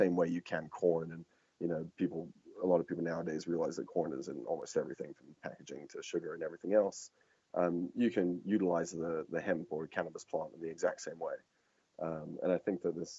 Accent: England, United Kingdom; moved away; I'm hangover from being English or raised there

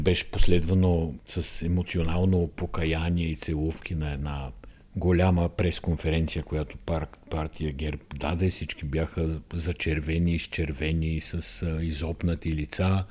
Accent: Bulgaria; ние сме българи, всички знаем, че сме българи

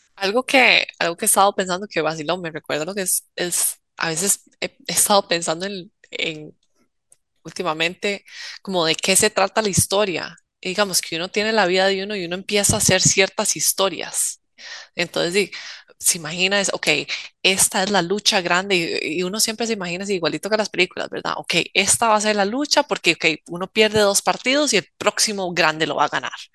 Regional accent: Costa Rica; como uno siendo tico

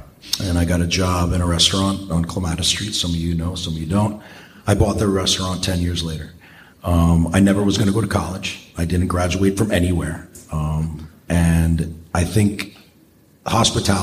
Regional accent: Hauppauge, New York, United States; I grew up in Hopog.

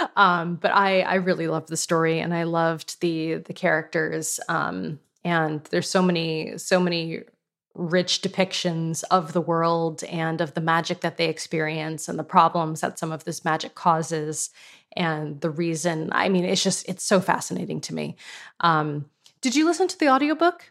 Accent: West Hartford, Connecticut, United States; moved away; also born or lived in San Francisco; I'm from West Hartford, Connecticut. That's where I grew up

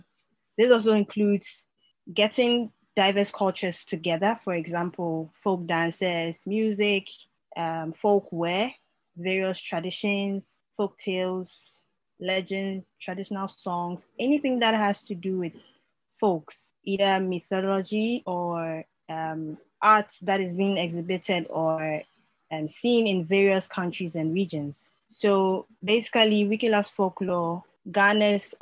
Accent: Ghana; I'm a Ghanaian and a long-time Wikipedian

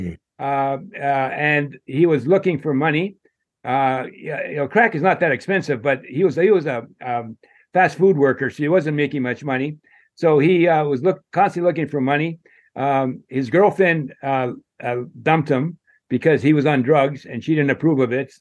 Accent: Rock Hill, South Carolina, United States; Rock Hill, my hometown here

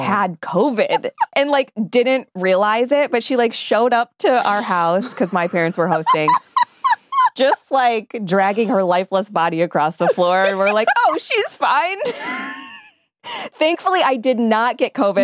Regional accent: Bradford, Pennsylvania, United States; we're from Bradford

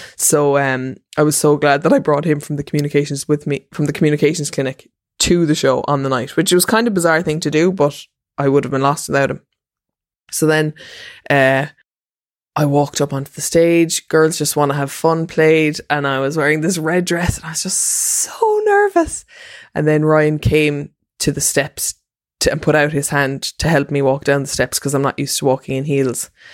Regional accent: Ireland; as an Irish person

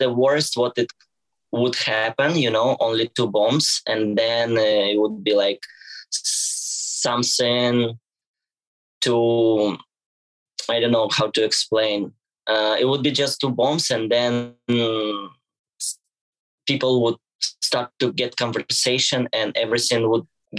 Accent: Ukraine; English is a second language; Day by day, I feel better because I was running from Ukrainian war. And yeah, it was really hard time for me and for all my family.

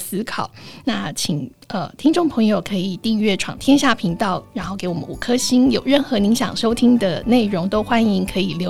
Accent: Taiwan; 我是台湾人，我也可以是越南人、柬埔寨人、印尼人、菲律宾人

